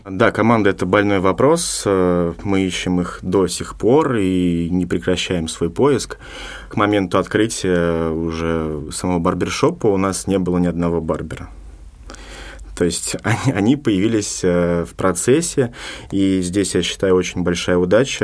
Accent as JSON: {"language": "Russian", "region": "Moscow", "country": "Russia", "moved": "as an adult", "lives_now": "Sergiev Posad, Russia", "said": "я сам из Москвы"}